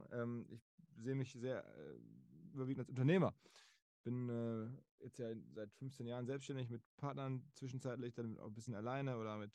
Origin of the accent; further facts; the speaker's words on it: Essen, North Rhine-Westphalia, Germany; moved away as an adult; now in Hamburg, Germany; Ich bin aufgewachsen in Essen, entsprechend als Rot-Weiß-Fan.